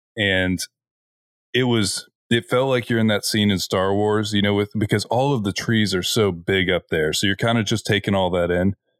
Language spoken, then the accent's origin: English; Florida, United States; we're from Florida. We are at sea level.